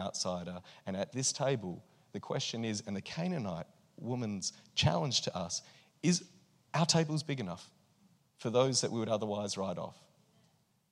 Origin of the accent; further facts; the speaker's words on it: Australia; I'm Australian and I'm here as a visitor